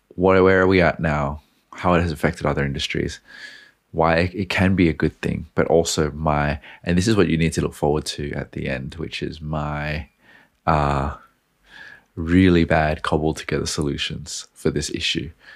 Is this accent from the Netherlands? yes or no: no; Australia; I'm Australian